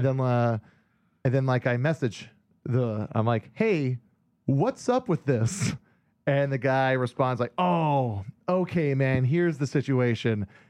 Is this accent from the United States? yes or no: yes; Hawaii, United States; moved away; a guy I grew up with in Hawaii that I was in bands